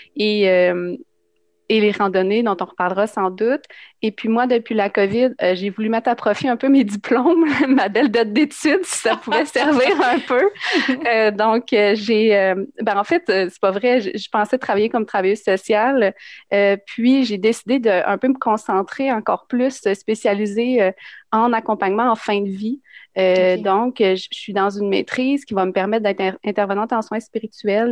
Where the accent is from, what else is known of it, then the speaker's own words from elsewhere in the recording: Drummondville, Quebec, Canada; je viens de Drummondville